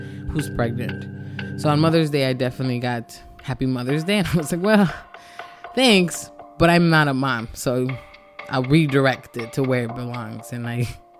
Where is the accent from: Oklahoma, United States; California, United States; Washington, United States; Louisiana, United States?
California, United States; Los Angeles; I am from Los Angeles. My family is originally from El Salvador, but my grandmother raised me